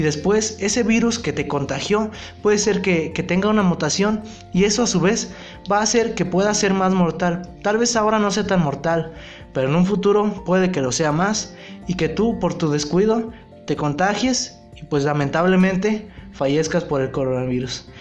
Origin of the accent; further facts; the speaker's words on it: Mexico; nosotros como, población mexicana, yo hablo de México